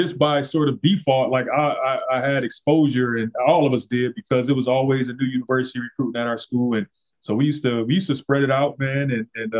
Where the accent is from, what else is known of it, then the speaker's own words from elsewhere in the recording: Detroit, Michigan, United States; we grew up in a rough part of Detroit and Northwest Side